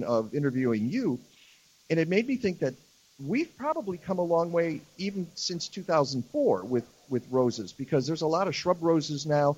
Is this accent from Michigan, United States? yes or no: yes; Detroit, Michigan, United States; now in Chicago, United States; I grew up in the Detroit area